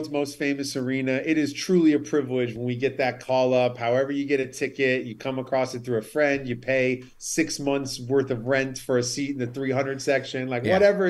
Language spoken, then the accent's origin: English; New York City, New York, United States; I'm in Brooklyn, so I got my spots out here. I grew up in Midtown and the Upper West Side of Manhattan